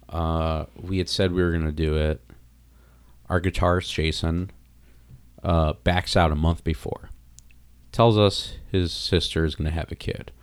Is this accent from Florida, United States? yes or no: yes; South Florida, United States; also born or lived in New York City / Long Island / Wayne, New Jersey; now in Chicago, United States; I grew up in Florida, and, like, my area in Florida was, like, bad beatdown hardcore